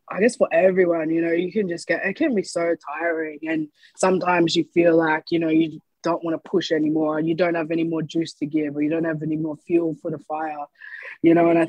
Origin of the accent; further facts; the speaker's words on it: Brisbane, Queensland, Australia; also born or lived in Gold Coast; I actually spent a lot of time going back and forth from hmm. Gold Coast and Brisbane. I moved around a lot, not only when I was a kid, but in my teen years and as I was becoming a young adult.